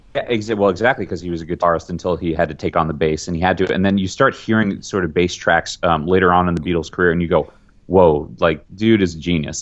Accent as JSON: {"language": "English", "town": "New York City", "region": "New York", "country": "United States", "tie": "born or raised there", "said": "I'm a New Yorker, grew up a New Yorker"}